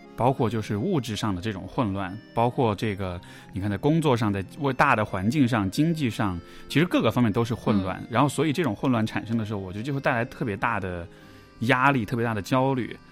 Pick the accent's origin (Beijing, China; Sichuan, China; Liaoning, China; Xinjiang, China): Sichuan, China; Chengdu; moved away; also born or lived in Canada; 因为我是成都人，所以这其实是我自己家乡